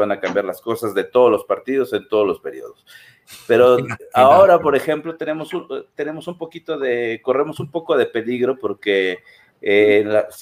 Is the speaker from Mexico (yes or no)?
yes; Mexico; tu obligación como mexicano es votar, ¿no?